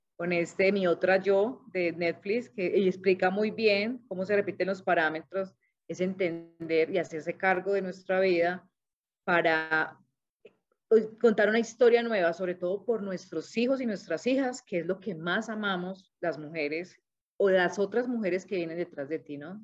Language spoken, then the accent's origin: Spanish; Cali, Valle del Cauca, Colombia; now in Manizales, Colombia; soy caleña